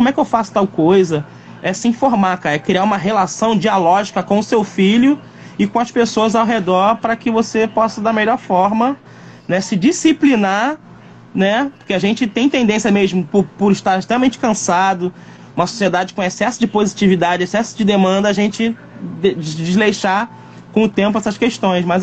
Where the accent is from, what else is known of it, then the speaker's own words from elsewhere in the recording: Rio de Janeiro, Brazil; Eu falei, pô, meu filho tem sotaque de paulista? Filho de carioca, que doideira.